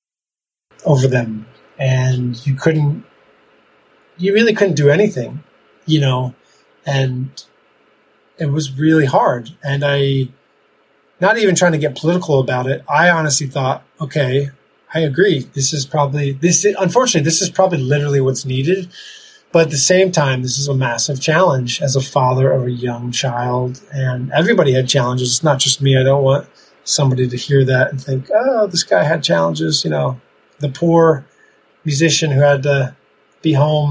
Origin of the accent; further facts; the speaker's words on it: Ramsey, New Jersey, United States; moved away as an adult; also born or lived in Denver, Colorado; now in Italy; I grew up in Ramsey, New Jersey